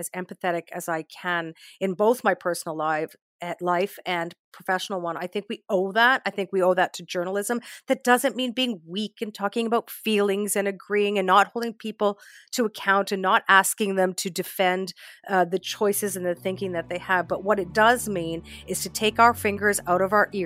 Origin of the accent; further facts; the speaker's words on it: Saskatoon, Saskatchewan, Canada; now in Toronto, Canada; born and raised in Saskatoon to parents who came to Canada back in 1967